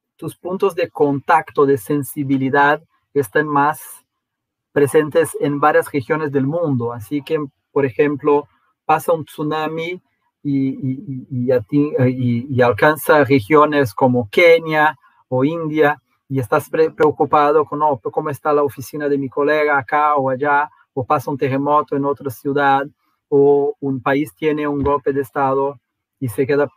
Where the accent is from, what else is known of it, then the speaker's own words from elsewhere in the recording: Brazil; somos un país muy monoglota en, en Brasil